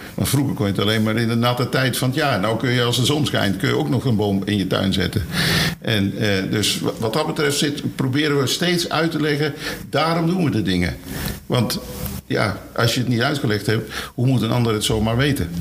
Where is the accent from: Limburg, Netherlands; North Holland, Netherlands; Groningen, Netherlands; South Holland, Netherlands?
Limburg, Netherlands; Maastricht; moved away; Ik kom zelf uit Maastricht, dus ik kom niet hier vandaan.